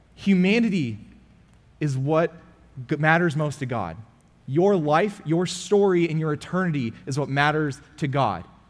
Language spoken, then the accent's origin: English; California, United States; now in Frisco, United States; I'm from California